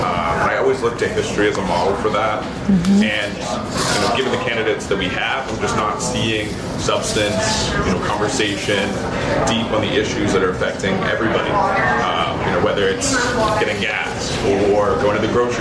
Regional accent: New Hampshire, United States; also born or lived in Massachusetts; I've been in New Hampshire all my life, except I was born in Massachusetts.

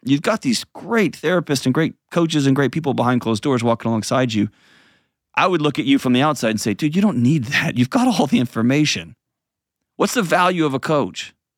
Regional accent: Houston, Texas, United States; now in Nashville, United States; I grew up going to the punk clubs there in Houston where I grew up and in West Texas out there. And now I live in Nashville

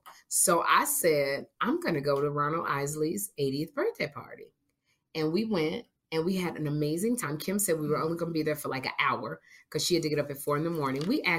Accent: Chicago, Illinois, United States; accent: Chicago; moved away; That's my Chicago accent.

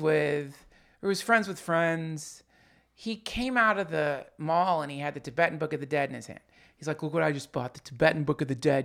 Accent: Hendersonville, North Carolina, United States; when I was growing up in Hendersonville, North Carolina

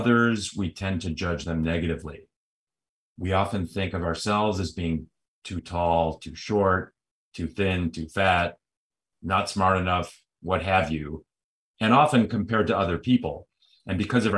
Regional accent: Chicago, Illinois, United States; moved away as an adult; now in California, United States; I'm originally from Chicago, a city that's often compared to Toronto

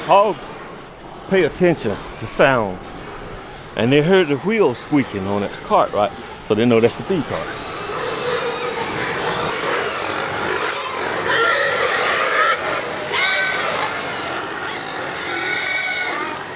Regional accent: Williamston, North Carolina, United States; I was born and raised 40 miles from here, Williamston, North Carolina.

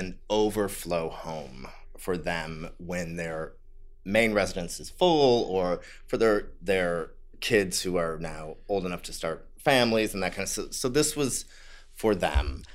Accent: Ohio, United States; moved away; also born or lived in San Francisco; I'm from the Midwest. I'm from Ohio.

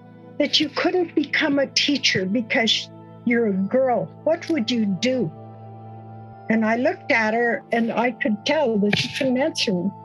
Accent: Alberta, Canada; I come from Satellite Reservation here in Alberta

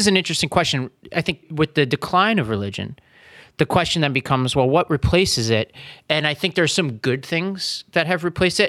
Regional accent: New York City, New York, United States; moved away; I grew up in Staten Island

